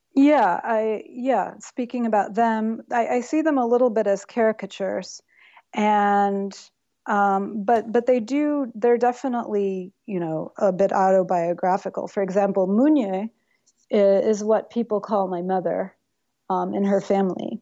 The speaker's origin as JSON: {"language": "English", "region": "Tennessee", "country": "United States", "tie": "born or raised there", "also_born_or_lived": "New York City / Berlin", "moved": "yes", "lives_now": "Yellow Springs, United States", "said": "I grew up mostly in Tennessee"}